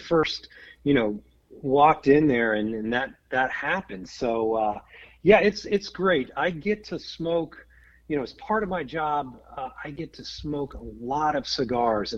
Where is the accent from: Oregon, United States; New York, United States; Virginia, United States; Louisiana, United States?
Virginia, United States; I am a Virginia native, grew up here right outside of D.C.